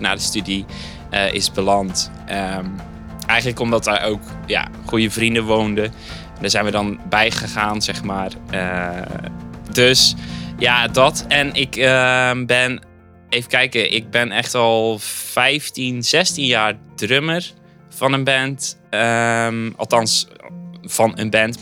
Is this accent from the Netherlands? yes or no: yes; Zeelandic Flanders, Netherlands; moved away as an adult; now in Dordrecht, Netherlands; een ras-echte Zeeuw, om maar even te zeggen. Ik kom oorspronkelijk uit Zeeuws-Vlaanderen. heb ik zo'n 25 jaar gewoond